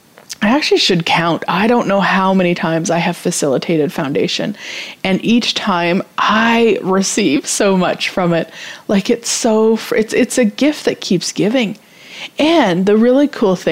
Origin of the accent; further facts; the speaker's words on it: Canada; as a Canadian